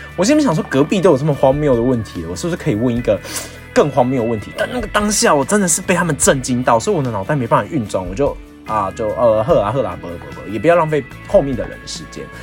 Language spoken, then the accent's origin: Chinese; Tainan, Taiwan; 其实我是个台南人